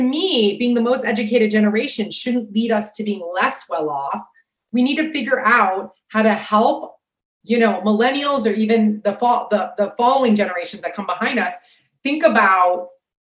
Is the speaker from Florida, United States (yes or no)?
yes; Sarasota, Florida, United States; my hometown called Sarasota